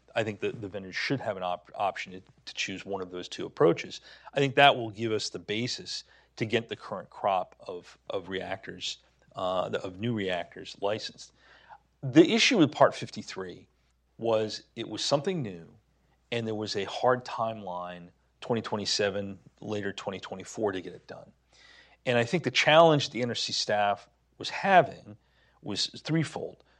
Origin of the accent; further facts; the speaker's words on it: New Hampshire, United States; Seabrook Station Nuclear Power Plant, my home state